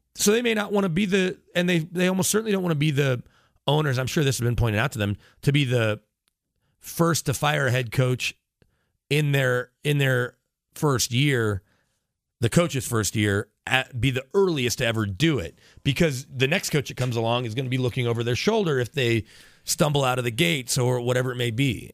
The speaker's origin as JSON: {"language": "English", "region": "Texas", "country": "United States", "tie": "born or raised there", "moved": "yes", "lives_now": "Denver, United States", "said": "growing up in Texas"}